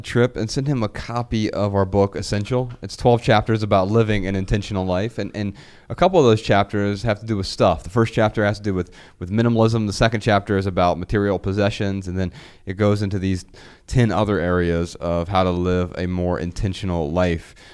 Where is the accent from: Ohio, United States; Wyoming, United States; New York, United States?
Ohio, United States; Dayton; moved away; Dayton, Ohio last month, on a quick break from tour, I felt revived by waves of nostalgia as I maneuvered through my hometown.